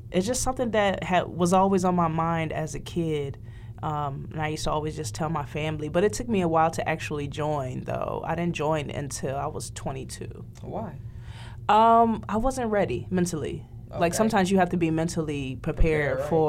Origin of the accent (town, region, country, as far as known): Lorain, Ohio, United States; born or raised there